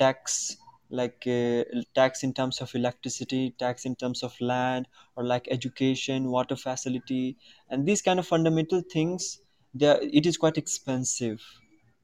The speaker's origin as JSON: {"language": "English", "country": "India", "said": "I'm from India"}